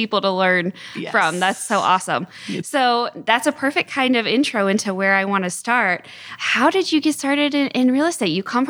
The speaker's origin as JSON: {"language": "English", "region": "Ohio", "country": "United States", "tie": "born or raised there", "said": "when you grow up in Ohio"}